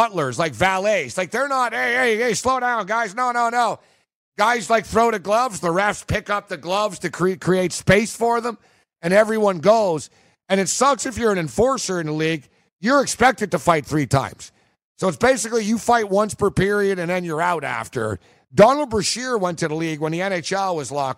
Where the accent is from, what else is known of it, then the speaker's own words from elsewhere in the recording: Montreal, Quebec, Canada; I grew up in Montreal